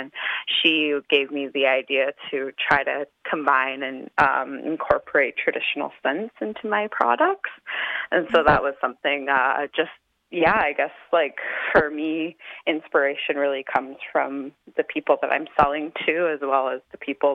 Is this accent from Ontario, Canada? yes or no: no; Kainai, Alberta, Canada; moved away as an adult; now in Calgary, Canada; I'm Blackfoot and Cree, and I grew up in Kainai for majority of my life before moving to Calgary for school.